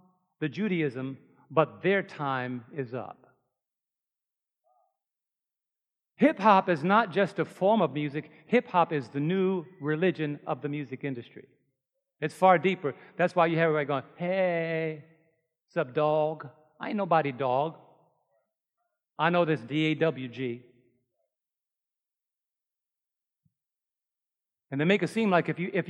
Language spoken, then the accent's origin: English; New York, United States; I'm from New York